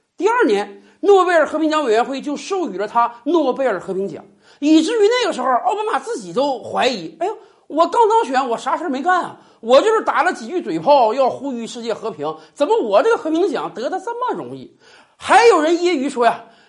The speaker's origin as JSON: {"language": "Chinese", "region": "Northeast China", "country": "China", "said": "用咱们东北话讲"}